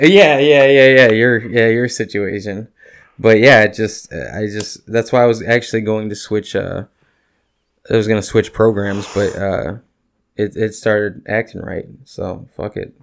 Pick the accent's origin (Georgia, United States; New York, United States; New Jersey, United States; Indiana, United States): Indiana, United States; Northwest; we're the region rats